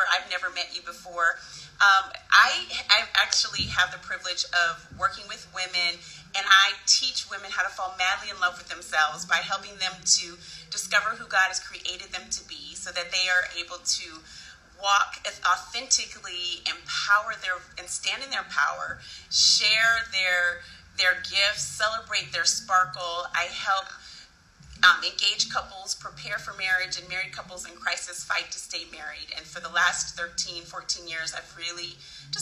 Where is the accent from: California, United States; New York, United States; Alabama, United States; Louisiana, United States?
California, United States; Santa Barbara; moved away; I grew up in Santa Barbara, California, and so I am here back in my old stomping ground